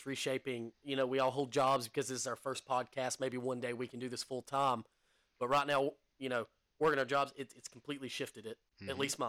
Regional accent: United States; I'm American.

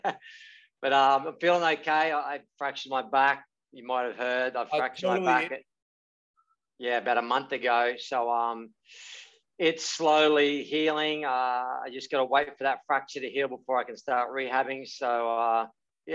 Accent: Coffs Harbour, New South Wales, Australia; moved away as an adult; also born or lived in Gold Coast, Queensland / Hawaii; growing up in Coffs Harbour was great

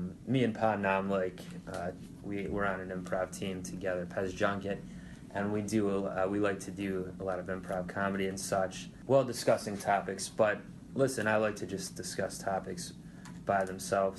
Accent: Ohio, United States; my home state of Ohio

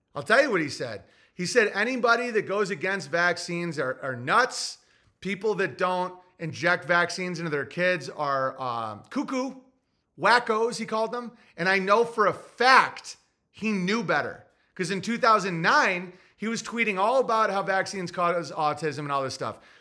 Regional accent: New York, United States; I'm from New York State

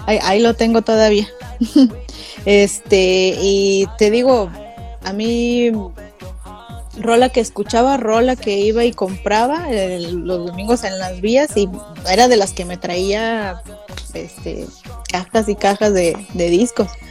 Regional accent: Mexico; más mexicana que el chile

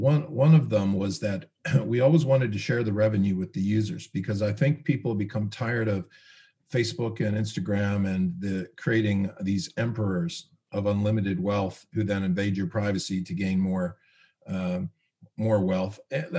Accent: Canada; also born or lived in United States; I grew up in Canada and US.

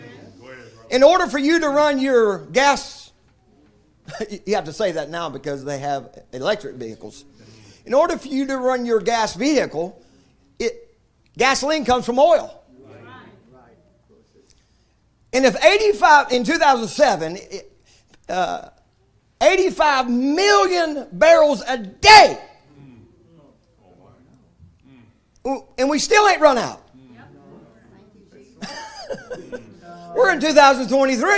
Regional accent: United States

